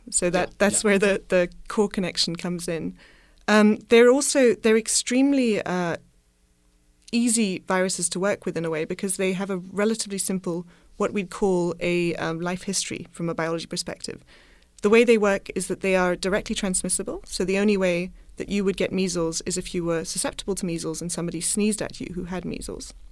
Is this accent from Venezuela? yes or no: no; Madagascar; Partly because I grew up partly in Madagascar, I have a focus in my lab on Madagascar